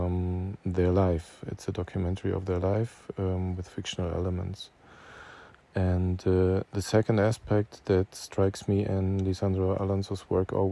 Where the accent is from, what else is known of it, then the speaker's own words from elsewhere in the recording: Germany; I'm a filmmaker from Germany